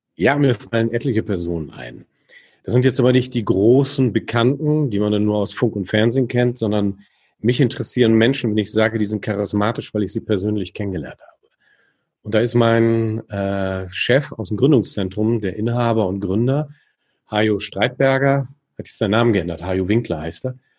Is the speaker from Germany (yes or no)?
yes; Germany; als Deutsche